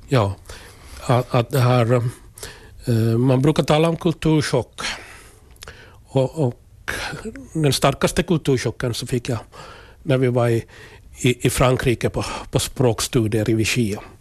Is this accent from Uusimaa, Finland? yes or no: no; Kokkola, Central Ostrobothnia, Finland; Jag är född i, född i Karleby, alltså gamla landskommunen. Mm. Och jag är en jordbrukarfamilj med, med föräldrar och tre bröder